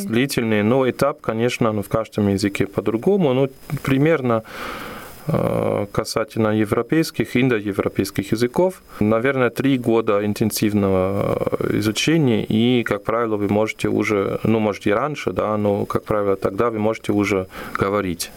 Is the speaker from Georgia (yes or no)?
no; Aachen, North Rhine-Westphalia, Germany; Russian is a second language; moved away as an adult; now in Ulyanovsk, Russia; я вырос в Германии на, на самом западе, в городе Ахен, который находится на границе с Бельгией и с Голландией